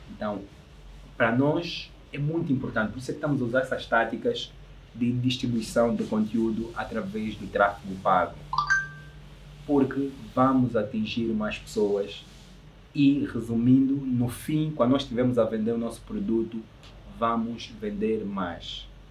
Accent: Angola; eu sou angolano

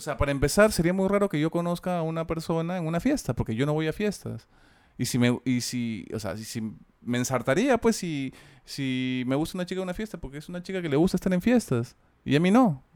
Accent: Peru; acá en Perú decimos mis viejos

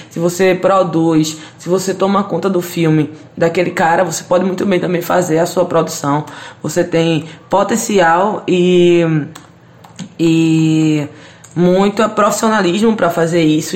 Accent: Recife, Pernambuco, Brazil; Eu sou da favela do Totó, né? Cineasta periférica.

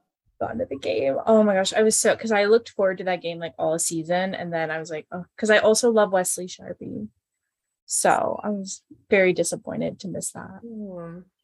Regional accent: Pensacola, Florida, United States; now in Tampa, United States; my hometown, Pensacola.

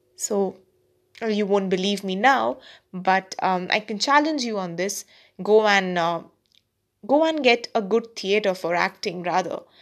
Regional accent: India; also born or lived in Kolkata, India; I'm an Indian

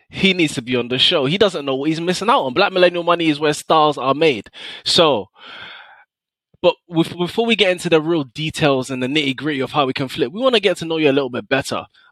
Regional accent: London, United Kingdom; I'm from North London

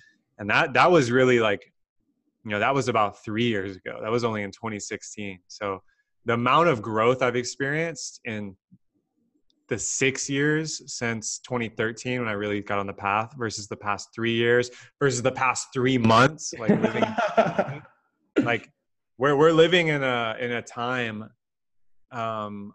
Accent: Texas, United States; I was born and raised in Texas

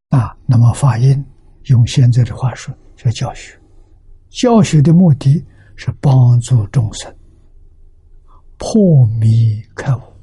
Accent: China; 七十九岁。啊，我们中国人算年年呢，算虚岁，啊，虚岁呢就八十岁。

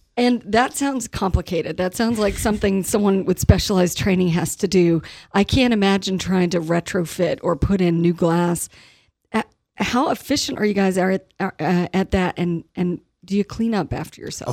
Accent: Southern West Virginia, United States; I grew up in Southern West Virginia

